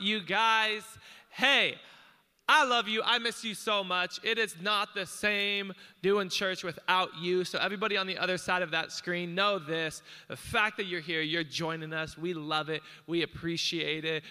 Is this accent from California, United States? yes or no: no; Hawaii, United States; I'm Hawaiian